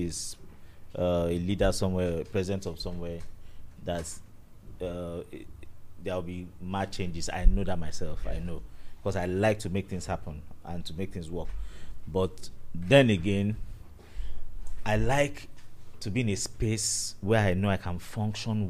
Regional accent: Nigeria; thank you for bringing me to this country that I'm in Nigeria and I'm not from Ghana

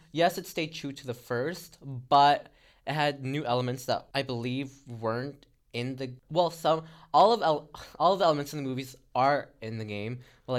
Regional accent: Philippines; moved away; I grew up watching it in the Philippines with my cousins.

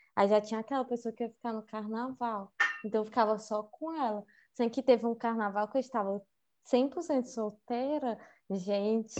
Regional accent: Fortaleza, Ceará, Brazil; also born or lived in Olinda; eu praticamente cresci no Benfica, desde que eu era muito pequena

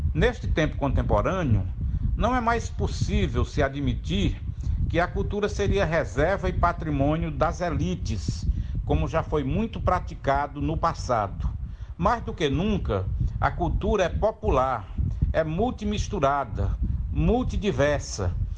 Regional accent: Juazeiro do Norte, Ceará, Brazil; born or raised there; also born or lived in Crato, Ceará; now in Fortaleza, Brazil

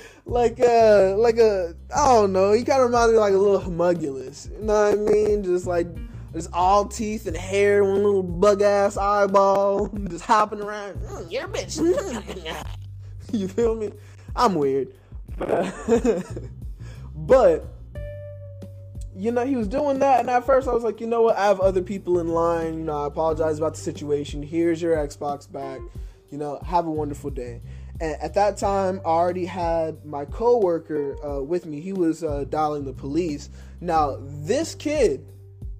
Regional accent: United States; a river separated my hometown from Alabama. So, and I lived there for most of my life

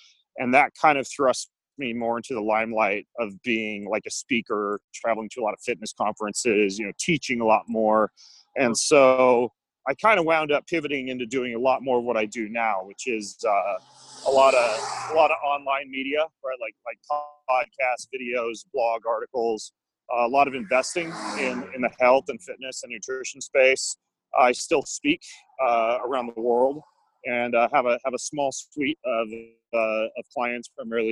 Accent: North Idaho, United States; I grew up in North Idaho

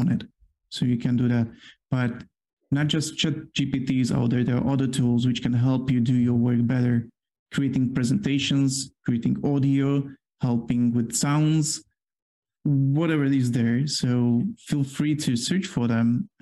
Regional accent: Poland; accent: Polish; English is a second language; I do have my Polish accent here

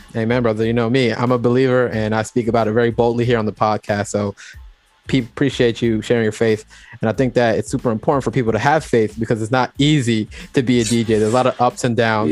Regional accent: Jamaica; I'm, I'm also Jamaican as well

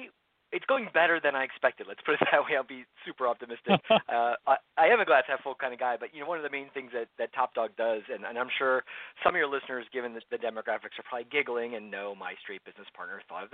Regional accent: Philadelphia, Pennsylvania, United States; moved away as an adult; now in Central Florida, United States; I grew up in the suburbs of Philadelphia, so I'm a Keystone boy. Stayed there most of my life

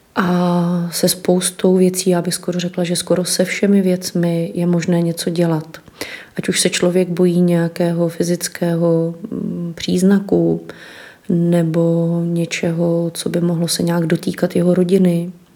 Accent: Litoměřice, Ústí nad Labem Region, Czechia; moved away as an adult; já jsem z Litoměřic původně

